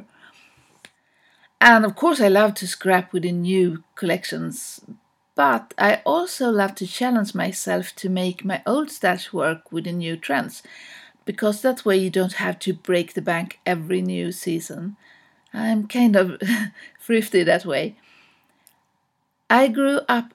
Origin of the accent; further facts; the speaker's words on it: Stockholm, Stockholm County, Sweden; from Stockholm, Sweden